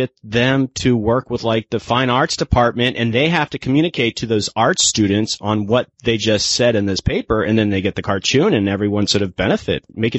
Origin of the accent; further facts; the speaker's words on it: Florida, United States; I'm from Florida